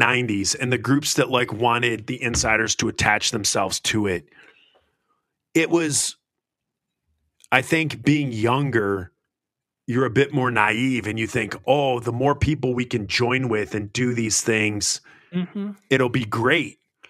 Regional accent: United States; I'm American. We go to violence first.

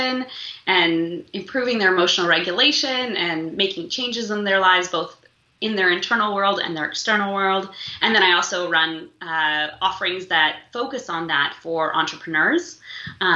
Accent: Moscow, Russia; now in Toronto, Canada; I was born in Moscow

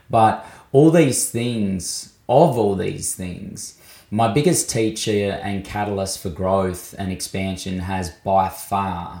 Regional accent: Mildura, Victoria, Australia; also born or lived in Bathurst, New South Wales; now in Adelaide, Australia; I was born on Wiradjuri country in Bathurst of New South Wales and grew up for most of my life on Lachi Lachi and Barkindji country in Mildura in Victoria.

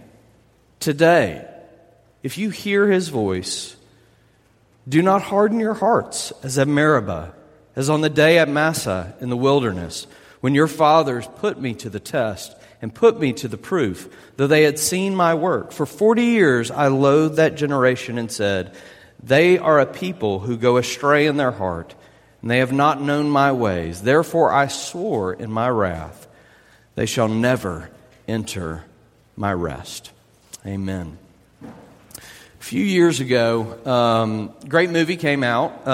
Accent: South Louisiana, United States; I'm from South Louisiana

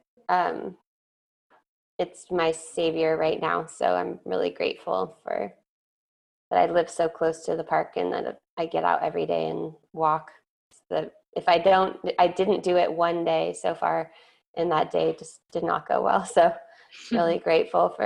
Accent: California, United States; moved away as an adult; now in New York, United States; I'm from California.

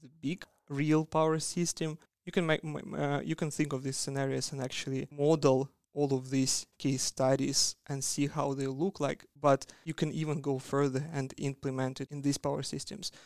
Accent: Siberia, Russia; moved away as an adult; also born or lived in Magdeburg, Germany; now in Australia; I'm from Siberia. That's a, a cold place that's in the middle of Russia

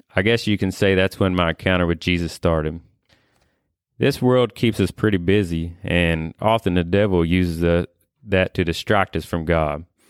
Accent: Whitesville, Kentucky, United States; born and raised in Whitesville, Kentucky here

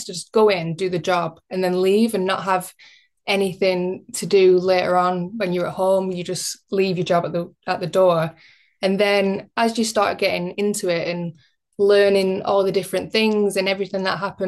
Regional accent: Bacup, North West England, United Kingdom; I grew up in Bacup, which is kind of like semi-rural. It's a small town in Rosendale, Lancashire

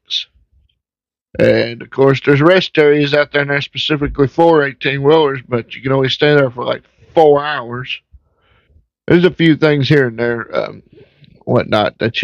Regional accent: Virginia, United States; my home state of Virginia

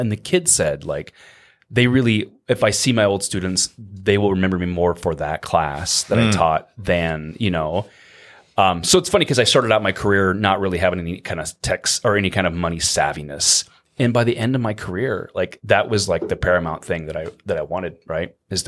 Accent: Norfolk, Nebraska, United States; Yeah, originally? I'm from Norfolk.

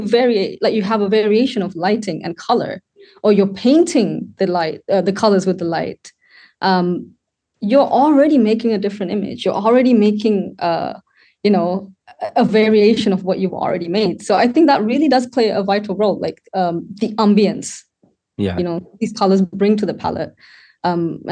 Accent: Sri Lanka; now in United Kingdom; I was born in Sri Lanka and I was brought up there

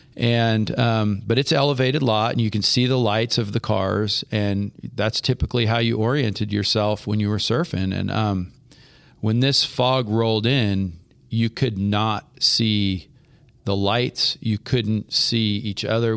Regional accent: Half Moon Bay, California, United States; moved away; I grew up surfing in Half Moon Bay in the San Francisco Bay Area

